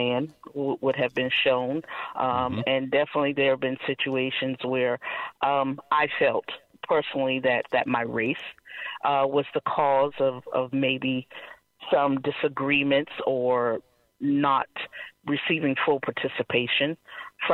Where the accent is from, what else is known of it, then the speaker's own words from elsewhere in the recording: Charleston, South Carolina, United States; I am a South Carolina native, born and raised in Charleston, never left, you know, and this is home